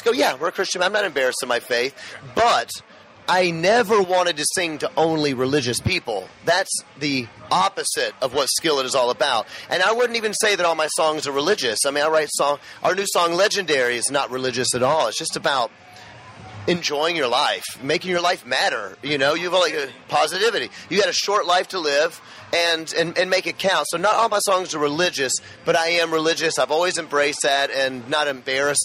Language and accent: English; Memphis, Tennessee, United States; I grew up in Memphis, Tennessee, Bible Belt